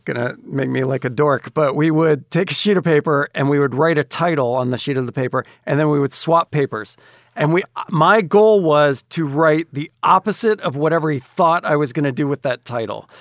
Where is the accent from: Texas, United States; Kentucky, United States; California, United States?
Texas, United States; Dallas; moved away; also born or lived in Atlanta; I grew up in Dallas, Texas